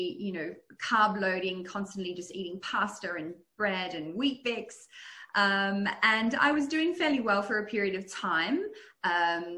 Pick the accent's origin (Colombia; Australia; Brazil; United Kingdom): Australia; also born or lived in Netherlands / United States; I'm originally from Holland. I was born in the US, but grew up in Australia, but my ancestry is Dutch.